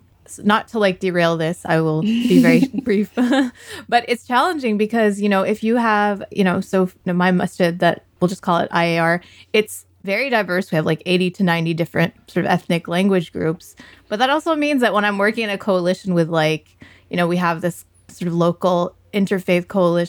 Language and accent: English; United States; I feel uncomfortable when I go to a Pakistani masjid, and I'm Pakistani American.